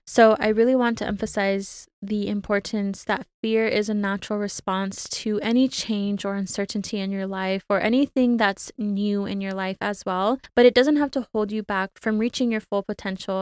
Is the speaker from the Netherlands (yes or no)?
no; California, United States; now in Arizona, United States; back home to California, my home state, just for a day or so to visit my family in Southern California